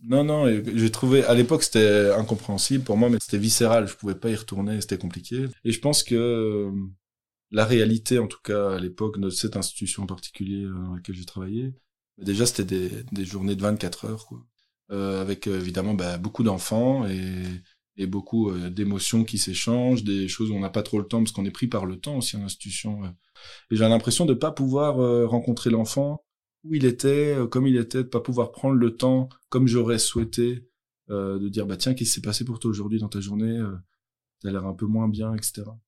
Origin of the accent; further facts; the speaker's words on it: Brussels, Brussels-Capital Region, Belgium; moved away; Je suis originaire de Bruxelles